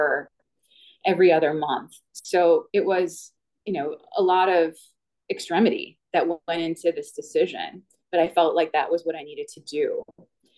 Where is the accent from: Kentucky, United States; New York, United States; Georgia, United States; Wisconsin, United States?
Wisconsin, United States; moved away as an adult; also born or lived in Chicago area; I'd been raised in Wisconsin and wanted to go back to my home state